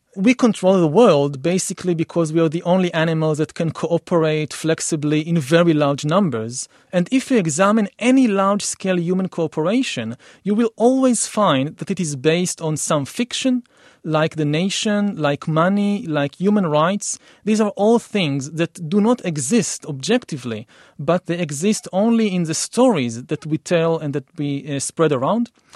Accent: Israel; I come from Israel for the Middle East

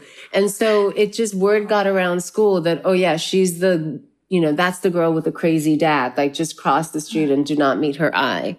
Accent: South India, India; wow, I'm from South India. I'm not from Kashmir.

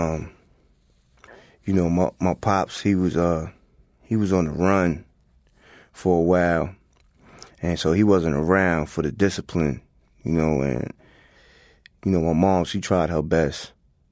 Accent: Hempstead, New York, United States; also born or lived in Queens; growing up in Long Island, in Hempstead

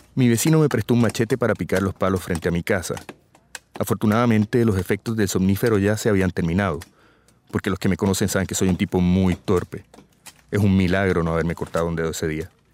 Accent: Puerto Rico; Los puertorriqueños somos ciudadanos estadounidenses

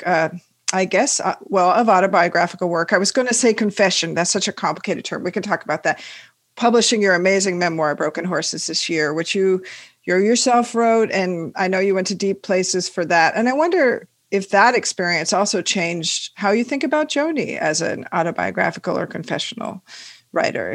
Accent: Washington, United States; we're both from Washington State

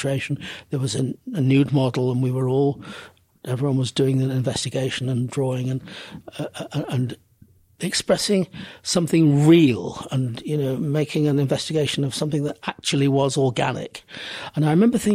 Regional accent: Manchester, North West England, United Kingdom; I grew up in Manchester

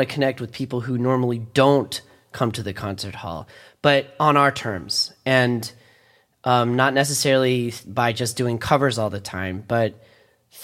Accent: D.C., District of Columbia, United States; also born or lived in Philadelphia; growing up outside of Washington, D.C.

